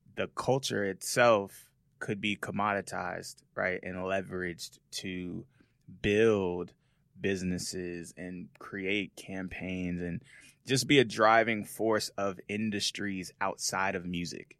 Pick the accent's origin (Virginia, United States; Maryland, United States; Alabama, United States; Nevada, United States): Nevada, United States; Las Vegas; moved away as an adult; also born or lived in Seattle, Washington / Los Angeles; I was born in Seattle, Washington, uh, raised in Las Vegas, Nevada.